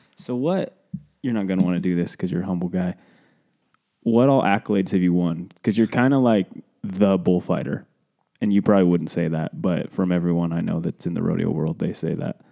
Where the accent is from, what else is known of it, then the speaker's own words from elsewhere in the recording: Cody, Wyoming, United States; we're from Cody, Wyoming